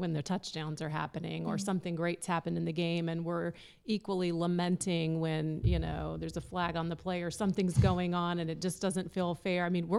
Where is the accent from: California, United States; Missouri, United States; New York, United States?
California, United States; San Francisco; born there; I was born in San Francisco, so I would feel compelled.